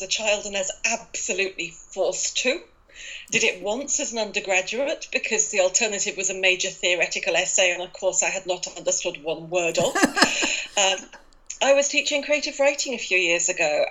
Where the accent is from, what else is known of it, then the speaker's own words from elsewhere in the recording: Birmingham, West Midlands, United Kingdom; I come from Birmingham. And if you come from Birmingham, you tend to be a bit of a patriot